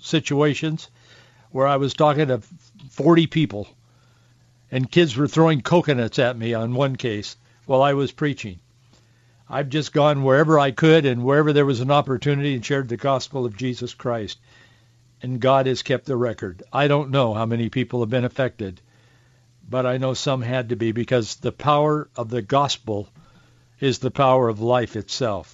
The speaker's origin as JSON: {"language": "English", "area": "Yakima Valley", "region": "Washington", "country": "United States", "tie": "born or raised there", "said": "when I was a kid growing up in the Yakima Valley, where we'd get a bunch of snow and it'd get real cold."}